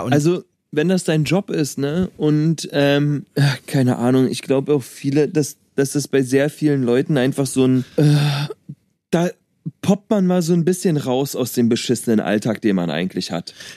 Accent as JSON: {"language": "German", "region": "Berlin", "country": "Germany", "said": "ich komme aus Berlin"}